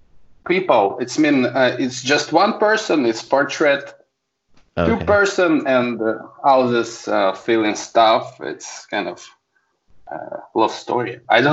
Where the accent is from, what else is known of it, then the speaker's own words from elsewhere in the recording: Saint Petersburg, Russia; I'm a photographer from St. Petersburg, Russia.